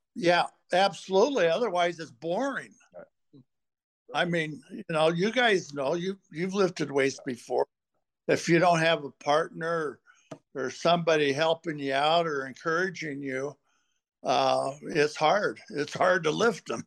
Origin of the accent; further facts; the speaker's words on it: Portland, Oregon, United States; now in Minnesota, United States; I uh, grew up in Portland, Oregon. I was born in 43.